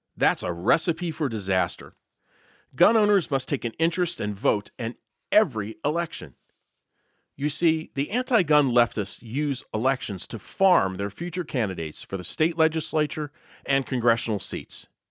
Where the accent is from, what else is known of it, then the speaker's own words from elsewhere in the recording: Pittsburgh, Pennsylvania, United States; I was born and raised in the Pittsburgh area